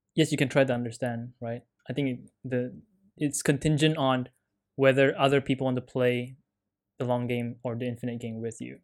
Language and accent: English; Canada; me being Canadian